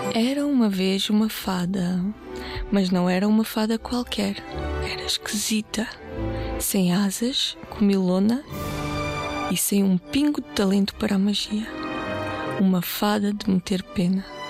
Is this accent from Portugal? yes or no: yes; Portugal; also born or lived in Bulgaria; Eu nasci na Bulgária, ah, mas vivo cá desde muito, muito pequenina, desde os 4 anos e por isso já me sinto portuguesa também.